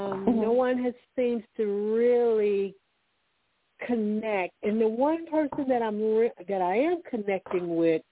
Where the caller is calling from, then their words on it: Alabama, United States; I'm calling from Alabama